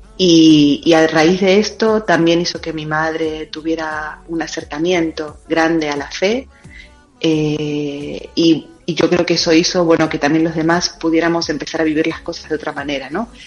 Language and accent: Spanish; Buenos Aires Province, Argentina; moved away as an adult; now in Spain; Yo soy argentina, de la provincia de Buenos Aires. Eh, allí nací, ahí, ahí, vive mi familia actualmente